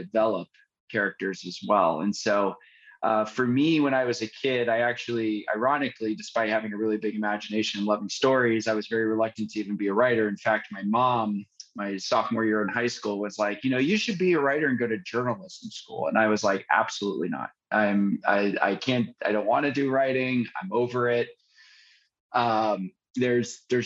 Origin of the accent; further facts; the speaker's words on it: San Francisco Bay Area, California, United States; I grew up in the San Francisco Bay Area